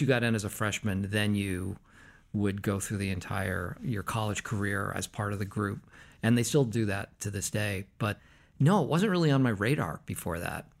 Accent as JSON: {"language": "English", "town": "Concord", "region": "Massachusetts", "country": "United States", "tie": "born or raised there", "said": "I was born in Concord, Massachusetts."}